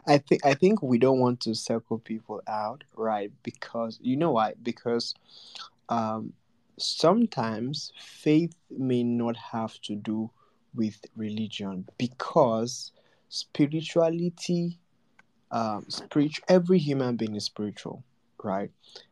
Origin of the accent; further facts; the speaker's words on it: Nigeria; I was born as a Nigerian